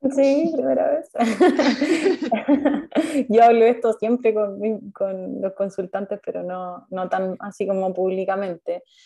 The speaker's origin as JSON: {"language": "Spanish", "town": "Concepción", "region": "Biobío", "country": "Chile", "said": "soy de Concepción"}